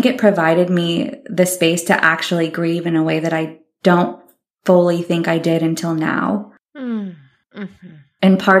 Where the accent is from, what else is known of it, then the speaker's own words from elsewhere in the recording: California, United States; born there; But I was abandoned when I was born near Muir Woods, and I was later adopted